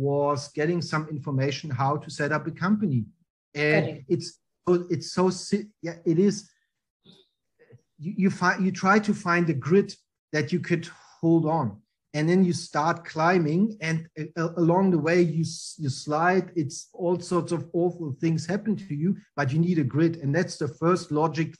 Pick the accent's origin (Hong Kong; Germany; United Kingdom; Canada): Germany; East Germany; English is a second language; moved away as an adult; now in Australia; I really like growing up in Germany, in East Germany, because the wall was still there